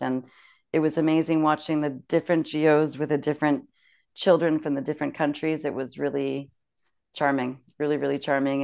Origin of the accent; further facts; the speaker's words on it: Canada; moved away as an adult; also born or lived in Germany; now in France; being Canadian